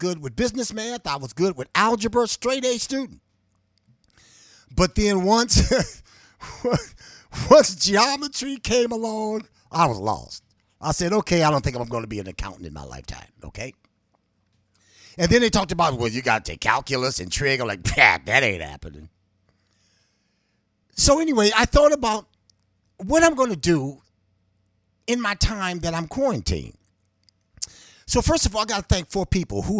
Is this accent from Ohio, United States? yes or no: yes; Cleveland, Ohio, United States; I grew up in the hood. I always say I was born in the hood, but the hood was not born in me. I grew up on 131st